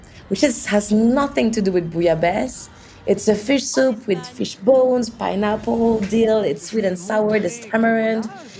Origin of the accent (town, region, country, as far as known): Orléans, Centre-Val de Loire, France; born or raised there; English is a second language; now in Paris, France